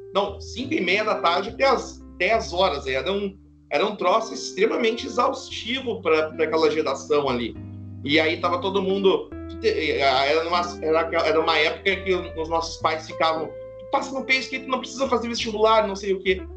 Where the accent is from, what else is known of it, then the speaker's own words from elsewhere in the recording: Santa Maria, Rio Grande do Sul, Brazil; accent: gaúcho; moved away; Eu sou natural de Santa Maria, Rio Grande do Sul.